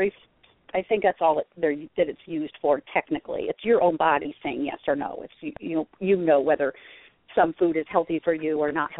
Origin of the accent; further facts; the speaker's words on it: Columbia County, upstate New York, United States; now in Florida, United States; I was born and raised in New York State, upstate New York, out in the country.